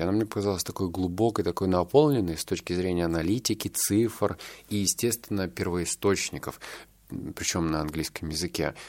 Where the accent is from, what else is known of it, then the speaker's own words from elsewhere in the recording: Novosibirsk, Novosibirsk Oblast, Russia; я воспитывался так в Новосибирске